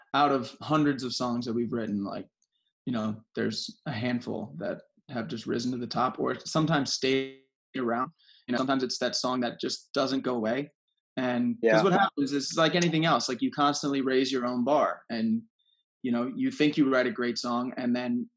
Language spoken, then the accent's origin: English; South Florida, United States; I grew up in South Florida